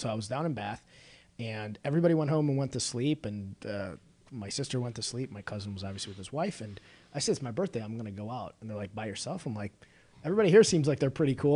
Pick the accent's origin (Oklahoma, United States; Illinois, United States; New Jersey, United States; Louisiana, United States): Illinois, United States; I grew up in the northern suburbs